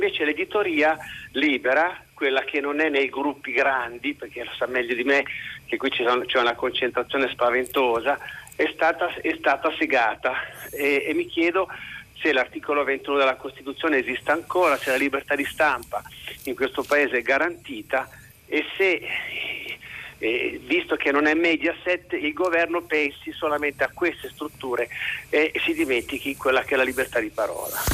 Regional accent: Liguria, Italy; now in Piedmont, Italy; chiamo dal Piemonte dove attualmente sono sequestrato perché sono ligure, ma

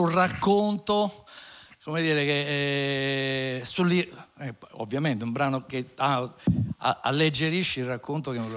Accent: Formia, Lazio, Italy; essendo di, di Formia

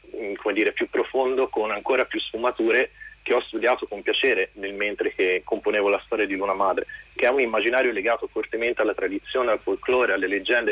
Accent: Tuscany, Italy; io sono un continentale, sono toscano

